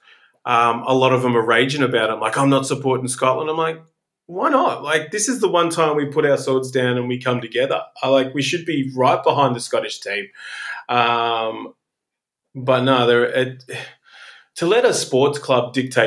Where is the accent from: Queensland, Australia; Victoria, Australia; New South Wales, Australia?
Victoria, Australia; Melbourne; I am born and raised in Melbourne, Australia